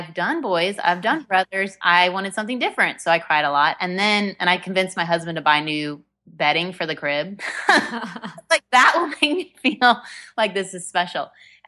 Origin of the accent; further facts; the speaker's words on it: Indiana, United States; now in Texas, United States; Well, you and I both live in Texas now, and I've made for Texans, but I am a Hoosier at heart. I grew up in Indiana, and I am one of four siblings